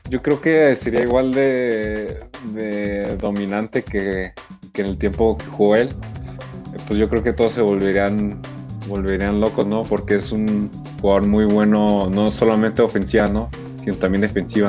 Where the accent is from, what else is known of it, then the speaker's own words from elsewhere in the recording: Mexico; tenemos muchas cualidades también nosotros como mexicanos